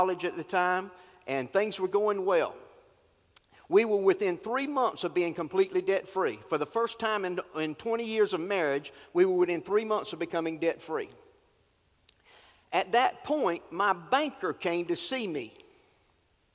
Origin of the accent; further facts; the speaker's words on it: North Carolina, United States; I'm from North Carolina